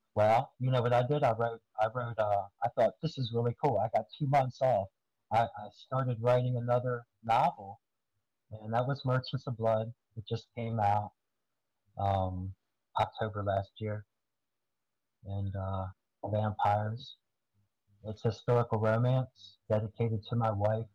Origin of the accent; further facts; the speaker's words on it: Gettysburg, Pennsylvania, United States; I grew up in Gettys, like around Gettysburg.